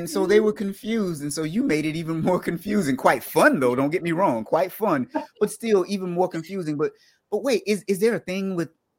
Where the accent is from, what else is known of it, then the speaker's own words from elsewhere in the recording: the South, United States; I'm from the South.